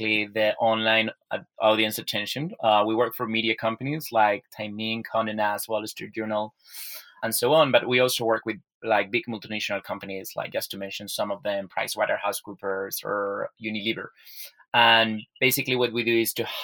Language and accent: English; Spain; I was born and raised here in Spain